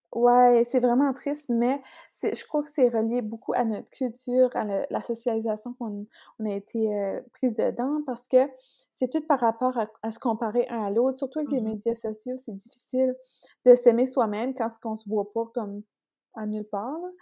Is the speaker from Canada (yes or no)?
yes; Beresford, New Brunswick, Canada; je suis originaire de Beresford. C'est proche de Bathurst